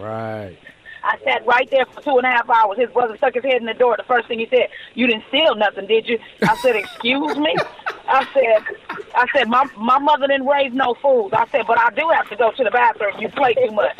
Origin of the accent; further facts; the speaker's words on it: Los Angeles, California, United States; I'm born and raised Los Angeles, California